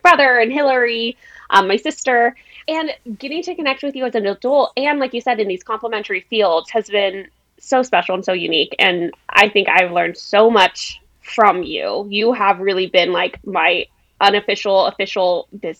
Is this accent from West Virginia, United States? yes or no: no; El Paso, Texas, United States; now in San Diego, United States; I grew up in El Paso in a really amazing family